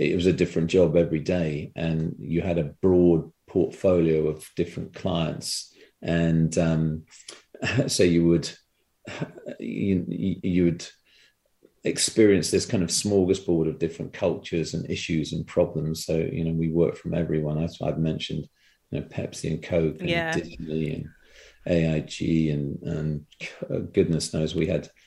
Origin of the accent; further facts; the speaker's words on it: United Kingdom; moved away as an adult; also born or lived in London / Singapore / Hong Kong; now in Vancouver, Canada; when I moved from Ogilvy, London, I went to Singapore, and I ended up is never going back to Britain